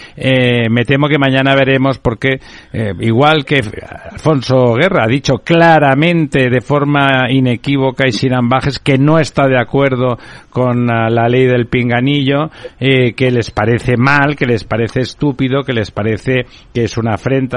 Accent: Catalonia, Spain; yo soy catalán, hablo perfectamente, soy bilingüe

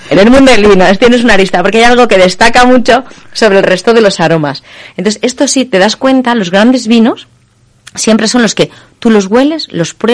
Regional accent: Spain; somos españoles, aunque nos guste la comida internacional, somos españoles, no tenemos tanta tradición.

